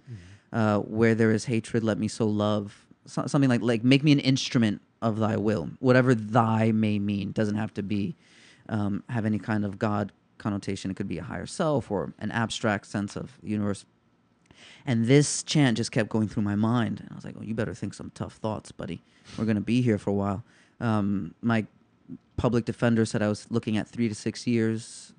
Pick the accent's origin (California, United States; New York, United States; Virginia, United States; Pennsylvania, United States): New York, United States; New York City; I'm a kid from the Lower East Side